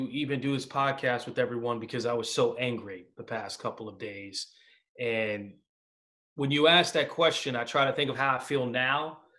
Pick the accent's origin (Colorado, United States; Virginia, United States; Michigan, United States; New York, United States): New York, United States; I interned in the World Trade Center. I'm from New York.